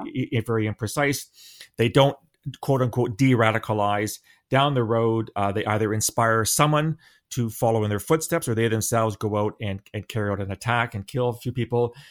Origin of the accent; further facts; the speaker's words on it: London, Ontario, Canada; where I grew up in London